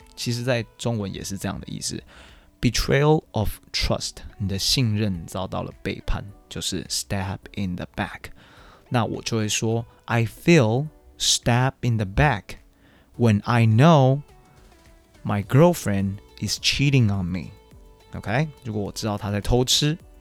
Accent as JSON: {"language": "Chinese", "country": "Taiwan", "also_born_or_lived": "Chicago", "moved": "as an adult", "said": "I'm from Taiwan"}